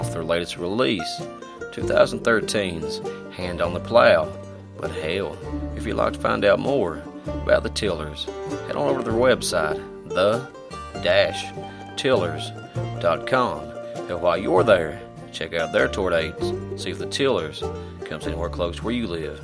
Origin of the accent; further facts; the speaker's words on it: Martin County, Kentucky, United States; moved away as an adult; now in West Virginia, United States; I've lived in West Virginia since 2006, but I was born and raised in Martin County, Kentucky.